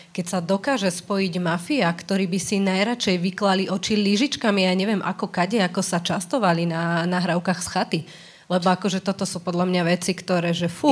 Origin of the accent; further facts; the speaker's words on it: Slovakia; odkiaľ som, tak akože zo Slovenska